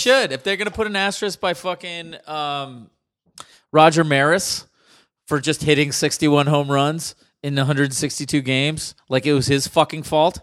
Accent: Palo Alto, California, United States; growing up in Palo Alto

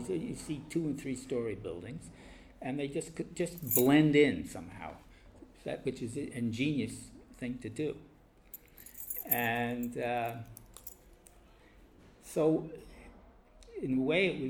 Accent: New York City, New York, United States; growing up in Brooklyn was like growing up in a small town

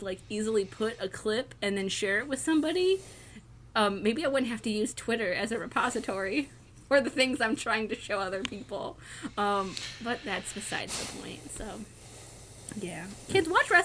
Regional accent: Ohio, United States; my home state of Ohio

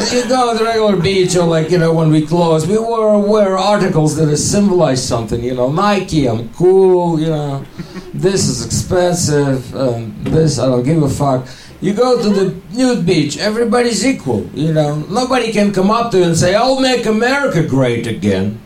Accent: Ukraine; accent: Russian; English is a second language; moved away as an adult; now in United States; I'm from Ukraine, but I still have fucking Russian accent

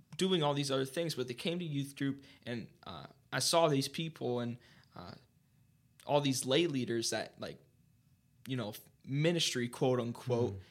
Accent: Mount Vernon, Ohio, United States; I was born and raised in Mount Vernon my entire mm-hmm. life, Mount Vernon, Ohio.

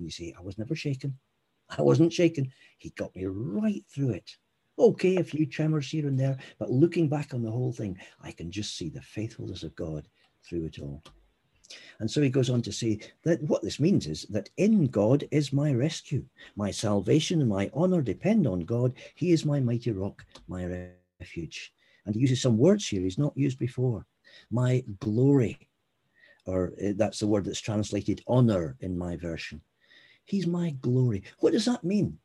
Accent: Scotland, United Kingdom; I'm Scottish

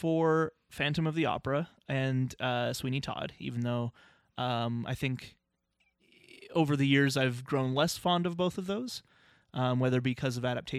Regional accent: United Kingdom; moved away; I'm from Britain, so I used to catch The Simpsons at 6 p.m. every day on Channel 4 while having dinner.

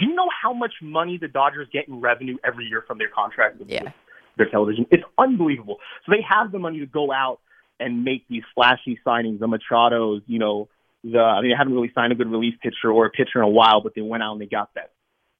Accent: New York City, New York, United States; moved away as an adult; also born or lived in Davis, California; now in Sherman Oaks, United States; I'm originally from, I'm from Brooklyn, New York.

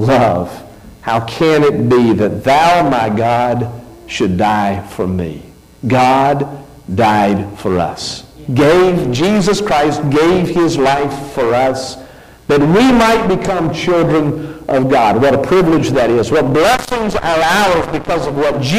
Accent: United States

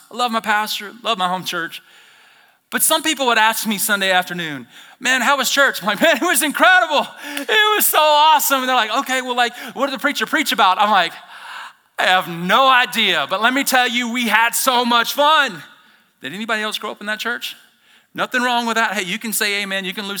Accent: the South, United States; I'm from the South, and I say whole nother level.

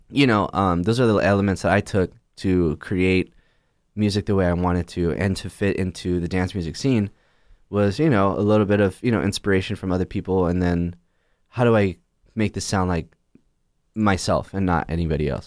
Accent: Chula Vista, California, United States; born or raised there; moved away as an adult

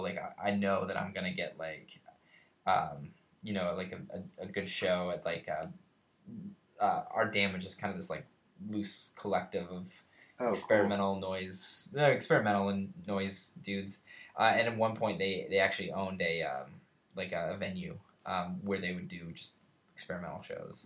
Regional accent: Colorado, United States; now in Cincinnati, United States; I, I come from Colorado. I come from the West

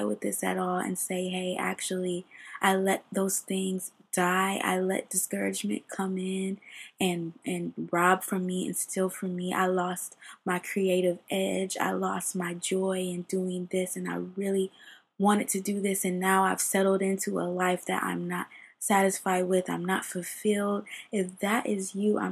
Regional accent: Ohio, United States; moved away as an adult; now in California, United States; I'm from Ohio

